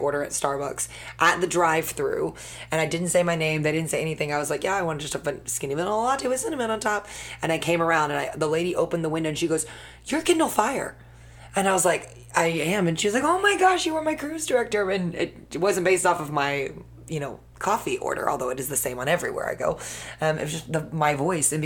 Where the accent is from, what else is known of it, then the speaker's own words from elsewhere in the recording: England, United Kingdom; As an Englishman